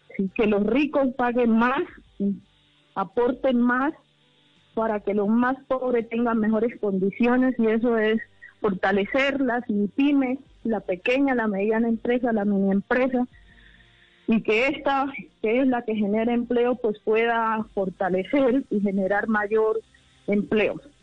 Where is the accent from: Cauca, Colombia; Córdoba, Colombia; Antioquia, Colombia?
Cauca, Colombia; rural Cauca Department, Colombia; yo, eh, soy del departamento del Cauca, yo crecí en la zona rural del departamento